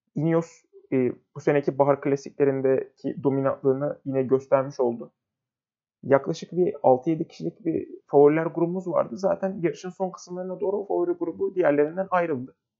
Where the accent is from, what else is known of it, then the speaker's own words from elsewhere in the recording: Turkey; memleketimiz Türkiye'den